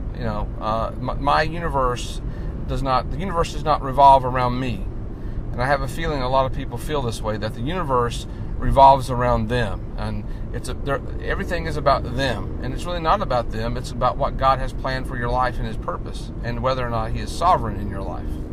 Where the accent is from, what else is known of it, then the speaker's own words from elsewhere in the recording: North Carolina, United States; now in Maine, United States; I'm originally from North Carolina, uh, but I live in the state of Maine right now